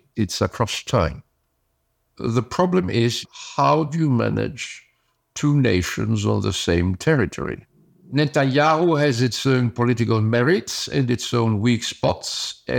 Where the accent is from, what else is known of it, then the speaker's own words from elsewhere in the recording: Germany; born there; English is a second language; I was born in Germany. My mother was German. My father was Italian.